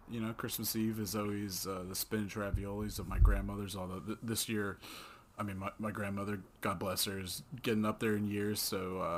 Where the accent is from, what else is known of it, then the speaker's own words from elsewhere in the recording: Northeast, United States; growing up in the Northeast, you, you want you want at least it to be a cold Christmas, ideally a white Christmas.